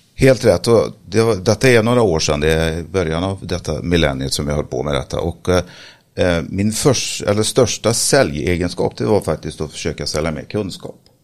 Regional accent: Sweden; Jag är eh, född och uppväxt eh, på Slätta

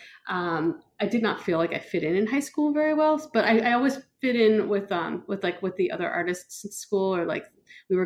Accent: Boston, Massachusetts, United States; now in Seattle, United States; I grew up in Boston. So I remember the snow, and I'm in Seattle now

